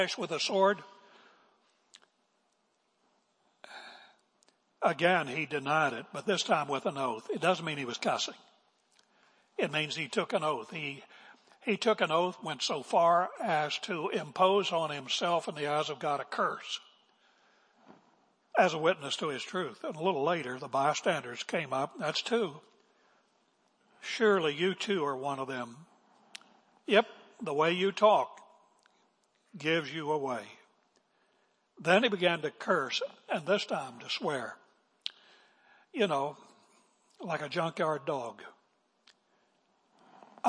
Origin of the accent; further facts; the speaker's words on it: West Virginia, United States; moved away; I'm from West Virginia. I've been away from West Virginia 100 years